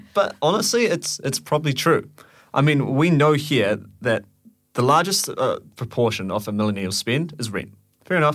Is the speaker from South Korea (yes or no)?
no; New Zealand; moved away; I'm from New Zealand